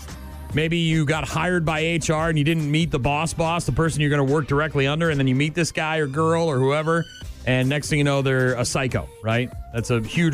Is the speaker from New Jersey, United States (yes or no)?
no; Nashua, New Hampshire, United States; when I was a kid growing up in Nashua, New Hampshire